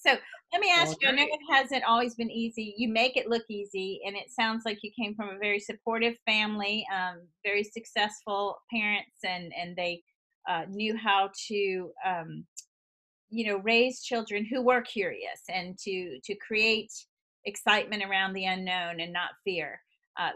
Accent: the South, United States; moved away as an adult; also born or lived in Boston; I'm from the South

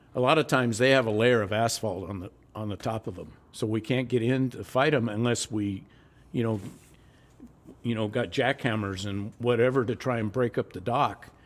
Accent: Los Angeles, California, United States; also born or lived in Long Beach, California; In the South Bay. Harbor City, just north of Peterhill, San Peterhill

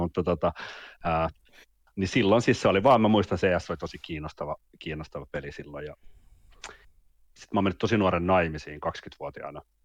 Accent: Vantaa, Uusimaa, Finland; also born or lived in Jyväskylä / Mikkeli / Helsinki; Mä oon syntynyt Jyväskylässä vuonna 1984. ja tota, en tiedä. siitä siitä Mikkelin kahdeksaksi vuodeksi ja sitten 93 vuonna kolmannelle luokalle meni Vantaalla

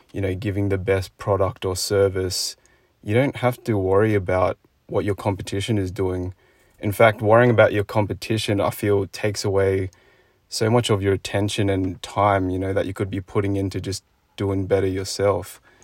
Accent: Sydney, New South Wales, Australia; me as a kid growing up in Sydney

